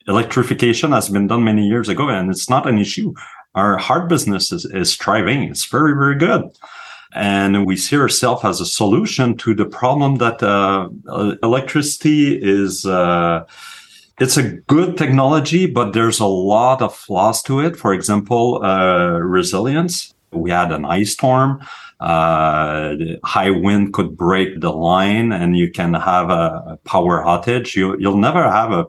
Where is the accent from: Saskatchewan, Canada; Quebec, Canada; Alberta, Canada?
Quebec, Canada; accent: French; English is a second language; my accent in French when I speak in English afterward